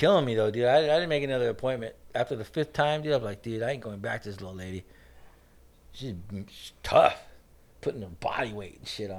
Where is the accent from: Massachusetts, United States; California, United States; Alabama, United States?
California, United States; Garden Grove; growing up in Garden Grove, dude, you got, you know, Asian guys, Mexican guys, black guys.